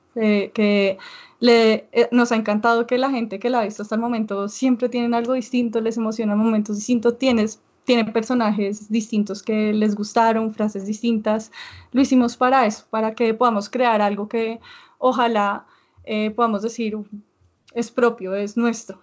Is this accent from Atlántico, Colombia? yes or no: no; Bogotá, Colombia; en Bogotá yo creo que tenemos un estilo muy distinto y que la gente no se espera eso cuando uno dice yo soy colombiana también